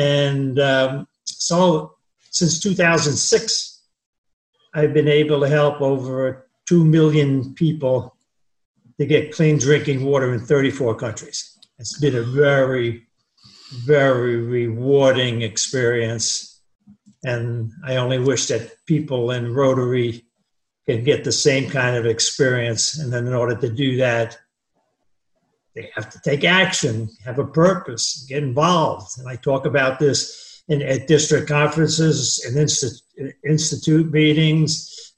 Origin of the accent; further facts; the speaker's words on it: New Jersey, United States; moved away as an adult; also born or lived in San Diego, California / Florence, Oregon; now in Sarasota, United States; I'm 86. I grew up in New Jersey. I went to college in Staten Island. I was in the Army for 2 years.